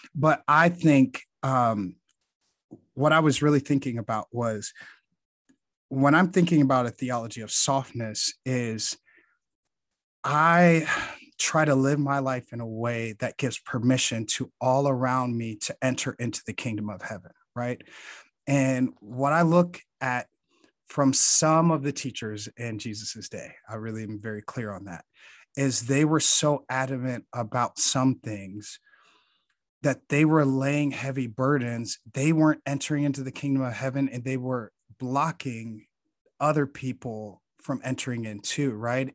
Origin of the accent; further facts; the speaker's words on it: Chicago, Illinois, United States; growing up in Chicago